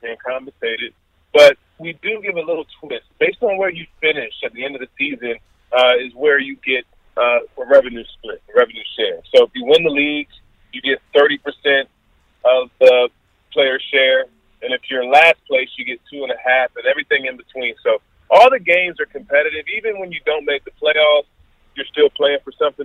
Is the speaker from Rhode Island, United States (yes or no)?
no; Washington, District of Columbia, United States; my hometown, Washington Wizards